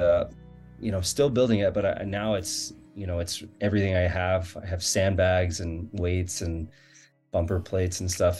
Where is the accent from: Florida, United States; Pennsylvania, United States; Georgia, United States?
Florida, United States; now in Farmington, Utah, United States; I'm from Florida